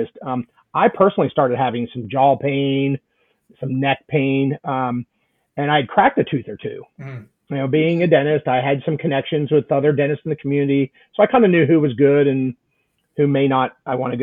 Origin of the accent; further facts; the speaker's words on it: central Pennsylvania, United States; moved away as an adult; also born or lived in West Virginia; now in Atlanta, United States; I grew up in central Pennsylvania in a small town